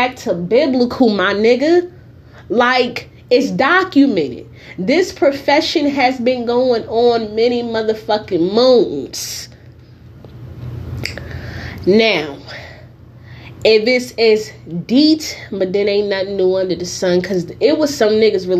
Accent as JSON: {"language": "English", "town": "Newark", "region": "New Jersey", "country": "United States", "moved": "yes", "lives_now": "California, United States", "said": "I am from Newark, New Jersey. I currently live in the state of California."}